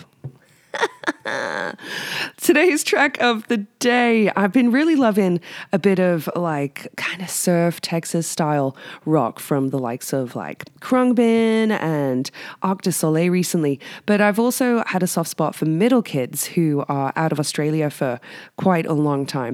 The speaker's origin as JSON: {"language": "English", "country": "United Kingdom", "moved": "yes", "lives_now": "Whistler, Canada", "said": "I'm British"}